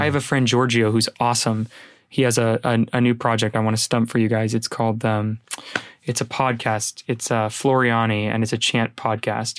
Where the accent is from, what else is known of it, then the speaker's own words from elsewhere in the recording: San Jose, California, United States; I grew up in San Jose